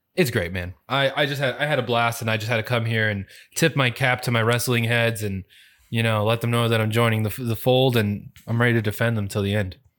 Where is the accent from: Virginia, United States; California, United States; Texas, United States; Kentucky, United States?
California, United States; moved away; I grew up in California.